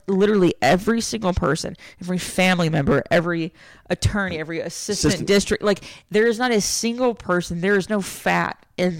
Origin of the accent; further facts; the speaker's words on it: Bay City, Texas, United States; moved away; Bay City, Texas, where I grew up.